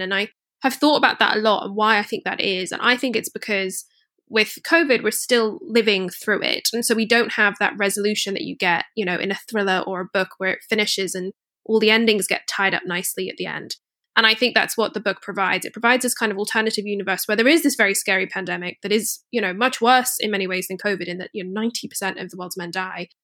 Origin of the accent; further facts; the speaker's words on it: Scotland, United Kingdom; I grew up in Scotland